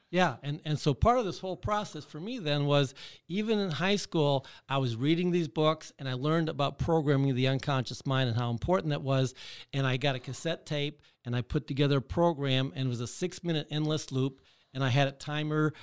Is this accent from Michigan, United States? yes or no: yes; Michigan, United States; I grew up in Michigan